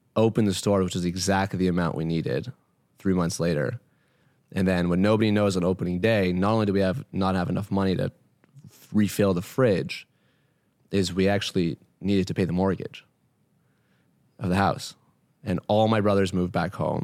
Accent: Canada; I was born in Canada

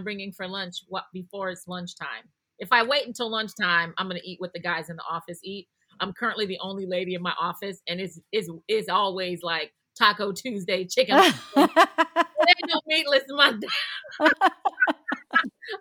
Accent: Midwest, United States; I'm a Midwesterner

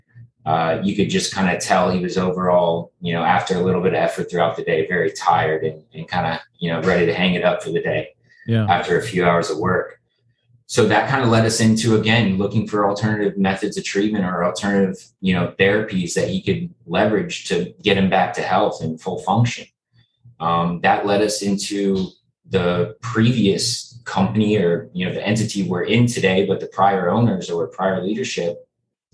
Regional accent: South Florida, United States; I'm from South Florida, born and raised

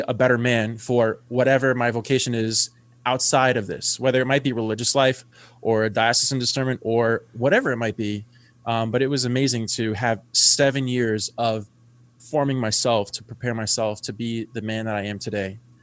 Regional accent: New York City, New York, United States; I'm from the Bronx, New York, half Cuban, half Italian

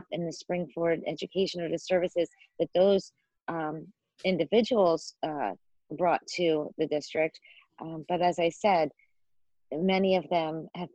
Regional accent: Philadelphia, Pennsylvania, United States; moved away; I'm originally from Philadelphia

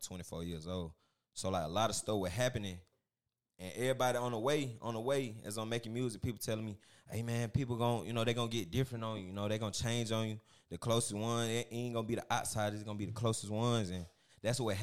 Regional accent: Macon, Georgia, United States; I'm from Macon

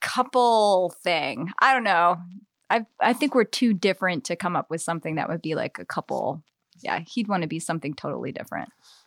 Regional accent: Eastern Shore, United States; growing up on the Eastern Shore, there's all these old houses, and like I always loved the idea of evil things sort of lurking around

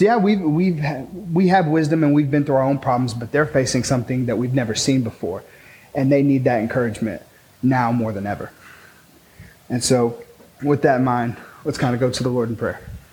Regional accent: Pecos, Texas, United States; also born or lived in Taylor, Texas; I grew up in Pecos, Texas, uh, where there's like cantaloupe and tumbleweeds and dirt and oil.

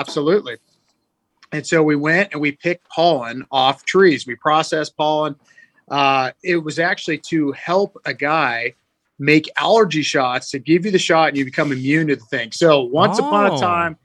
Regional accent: Northern California, United States; when I was a child growing up in Northern California

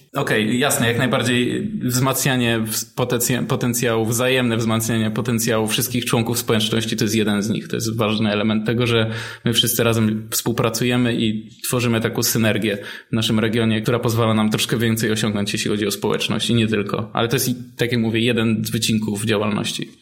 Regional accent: Silesian Voivodeship, Poland; u nas na Śląsku

